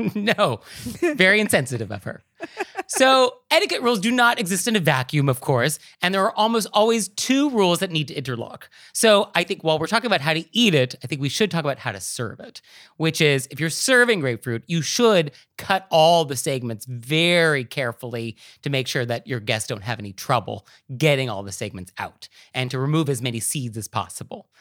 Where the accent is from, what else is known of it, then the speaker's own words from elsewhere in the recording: West Coast, United States; now in New York City, United States; I grew up on the West Coast, I moved to New York City.